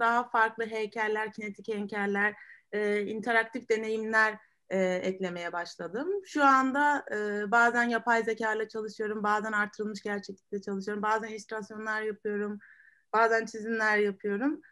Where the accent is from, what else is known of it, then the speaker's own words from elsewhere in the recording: Marmaris, Muğla, Turkey; ben de Marmarisliyim